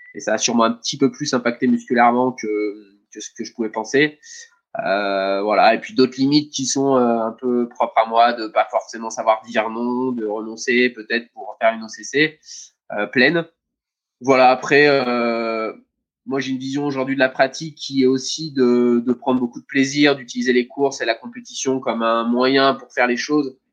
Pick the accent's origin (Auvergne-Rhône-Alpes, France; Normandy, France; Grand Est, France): Auvergne-Rhône-Alpes, France; Saint-Martin-d'Hères; also born or lived in Savoie; je suis né à à Saint-Martin-d'Air euh, euh, et, j'ai presque tout le temps vécu euh, dans, ce département-là